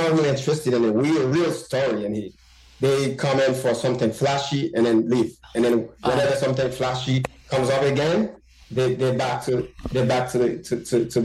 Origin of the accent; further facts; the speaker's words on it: Bombardopolis, Nord-Ouest, Haiti; moved away as an adult; also born or lived in Port-au-Prince, Haiti; now in United States; I was born and raised in Haiti.